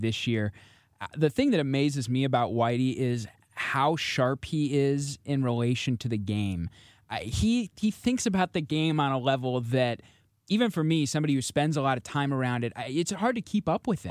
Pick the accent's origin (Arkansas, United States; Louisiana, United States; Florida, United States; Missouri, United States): Missouri, United States; St. Louis; I grew up in Saint Louis